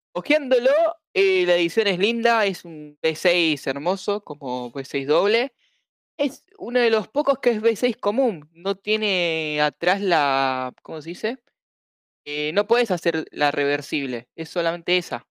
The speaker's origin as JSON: {"language": "Spanish", "country": "Argentina", "said": "somos Argentina"}